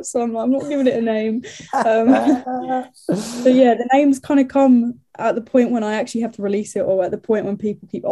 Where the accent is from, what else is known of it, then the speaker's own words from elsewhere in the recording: Brentwood, East of England, United Kingdom; moved away as an adult; now in Nottingham, United Kingdom; I'm from Brentwood